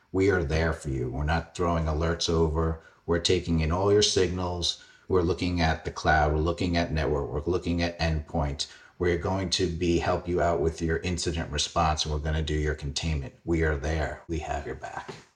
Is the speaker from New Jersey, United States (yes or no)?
no; New York City, New York, United States; I grew up in Fresh Meadows, Queens.